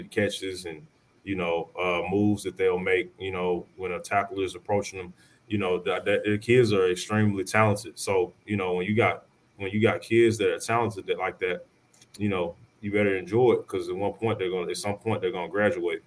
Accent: Arkansas, United States; I'm back home in my hometown

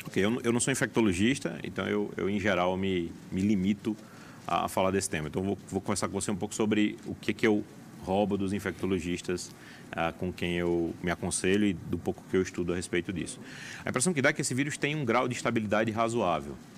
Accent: João Pessoa, Paraíba, Brazil; moved away as an adult; also born or lived in São Paulo / New York; now in Brasília, Brazil; Nasci em João Pessoa, fiz faculdade lá, depois fui para São Paulo, estudei lá na USP, depois no Sírio Libanês, vim para Brasília, daqui fui para Nova York, morei lá, voltei um pouco para cá

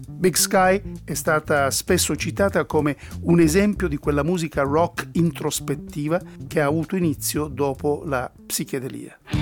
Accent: London, United Kingdom; moved away; Londra, la sua e per inciso anche la mia città natale

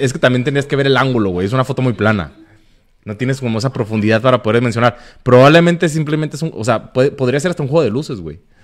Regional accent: Tijuana, Baja California, Mexico; Somos de Tijuana

